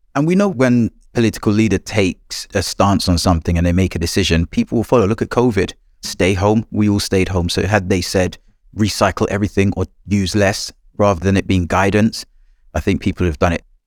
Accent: Jamaica; moved away; I grew up in Jamaica

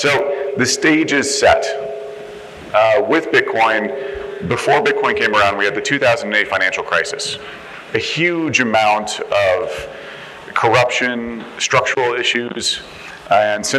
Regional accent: Texas, United States; accent: Texas; moved away; back in my home state of Texas

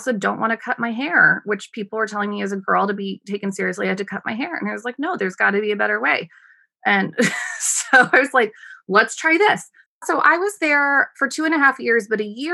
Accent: United States; moved away as an adult; also born or lived in Sri Lanka; as an American woman

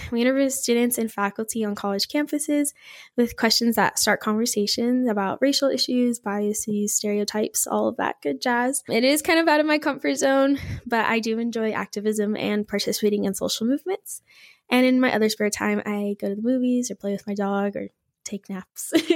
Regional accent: Bakersfield, California, United States; I am from Bakersfield, California

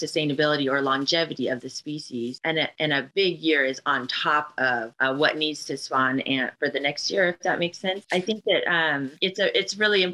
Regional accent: Seattle, Washington, United States; we're from the Seattle area or Northwest

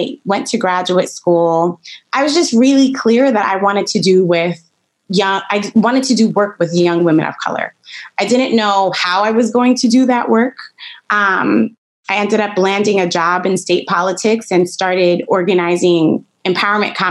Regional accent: New York City, New York, United States; moved away as an adult; now in Ithaca, United States; I grew up in Brooklyn, New York, Flatbush Avenue to be exact

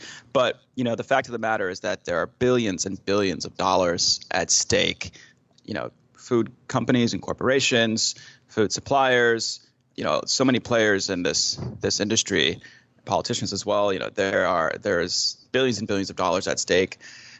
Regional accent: New York City, New York, United States; I hail from New York City, and I was raised by two parents who were very health conscious

